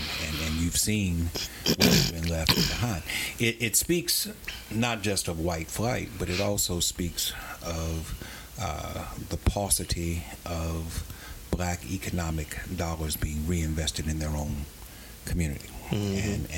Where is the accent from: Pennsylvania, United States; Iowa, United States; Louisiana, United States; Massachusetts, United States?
Louisiana, United States; Baton Rouge; an area that I grew up in, an area mm-hmm. that you know intimately well, Scotlandville, mm-hmm. Which is, for those who are not familiar with Baton Rouge, it's a part of North Baton Rouge near Southern University, near where our Metropolitan Airport is.